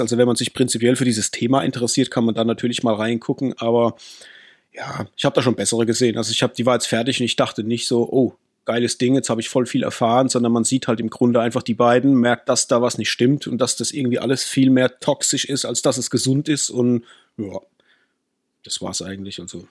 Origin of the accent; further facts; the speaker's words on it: Rhineland-Palatinate, Germany; Wir kommen natürlich aus der Pfalz, da wo man Riesling trinkt und Saumagen isst